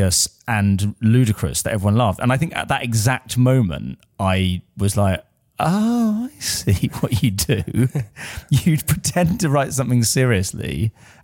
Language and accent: English; Essex, East of England, United Kingdom; An Essex boy, yeah, I am. Yeah, I'm from Rittle.